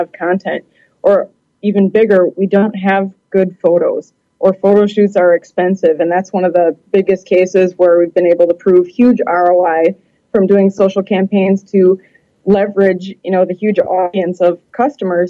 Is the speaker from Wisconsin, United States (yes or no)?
yes; Milwaukee, Wisconsin, United States; I'm originally from the Milwaukee, Wisconsin area.